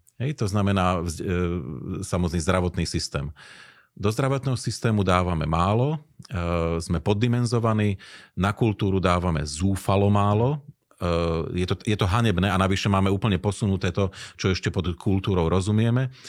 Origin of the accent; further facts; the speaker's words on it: Slovakia; my sme ako ľudia zo Slovenska